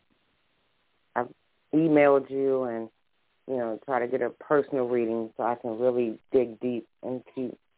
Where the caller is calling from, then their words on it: Baltimore, Maryland, United States; I'm sorry, Baltimore, Maryland.